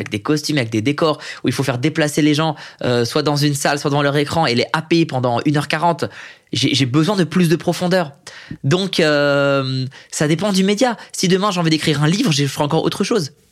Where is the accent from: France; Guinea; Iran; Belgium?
Iran; Tout le monde sait que je suis iranien, c'est plaqué, c'est écrit, il y a un film dessus.